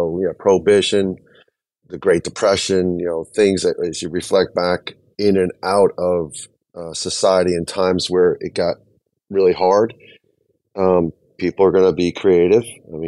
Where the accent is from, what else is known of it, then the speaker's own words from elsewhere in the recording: New Jersey, United States; I'm from New Jersey.